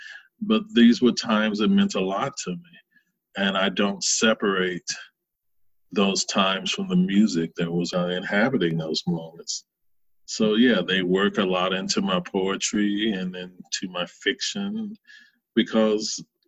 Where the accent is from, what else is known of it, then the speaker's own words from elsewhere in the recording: the South, United States; I grew up in the Bible Belt, and it's who I was. It's who I continue to be in many ways.